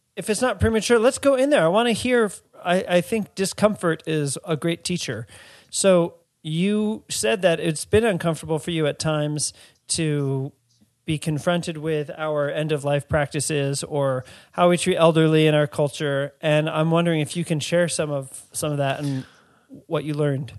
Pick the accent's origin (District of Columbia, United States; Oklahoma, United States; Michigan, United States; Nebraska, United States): District of Columbia, United States; Washington; the place that I grew up in Washington, D C, isn't where my parents are from.